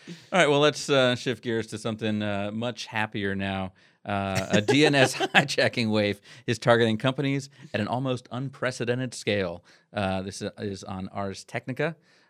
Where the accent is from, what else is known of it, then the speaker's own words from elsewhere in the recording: Virginia, United States; I'm from Virginia.